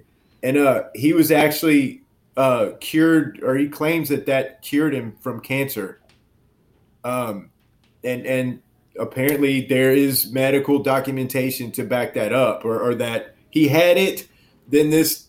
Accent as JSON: {"language": "English", "region": "Louisiana", "country": "United States", "tie": "born or raised there", "said": "I grew up in Cajun, South Louisiana, and, you know, with a lot of exposure to voodoo culture and everything"}